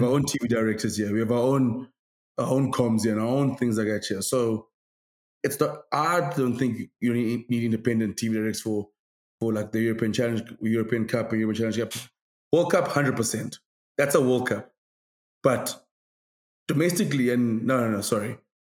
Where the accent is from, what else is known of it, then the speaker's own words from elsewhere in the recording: South Africa; as South African fans in general, we're very like we're quite we're quite an arrogant country in terms of rugby.